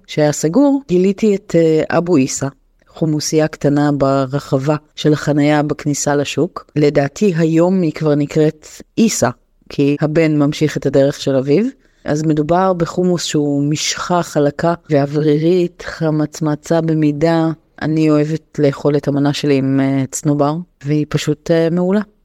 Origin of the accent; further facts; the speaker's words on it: the Krayot, Haifa District, Israel; ואני גדלתי בקריות